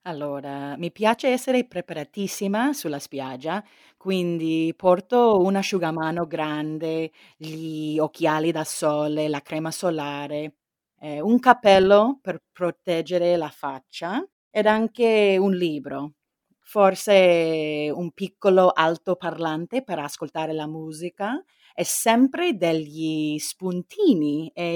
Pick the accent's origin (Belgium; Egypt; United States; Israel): United States; California; Italian is a second language; moved away; also born or lived in Barcelona, Spain; sono di California e ho vissuto a Barcellona